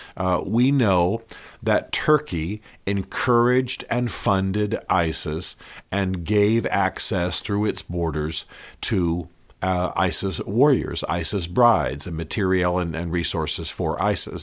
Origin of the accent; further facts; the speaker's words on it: United States; as an American